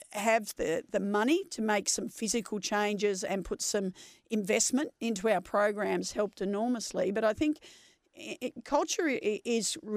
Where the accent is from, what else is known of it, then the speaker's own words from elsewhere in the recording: Melbourne, Victoria, Australia; also born or lived in Kew; I was born in Kew, but I grew up in Nunawading, which is an eastern yep. suburb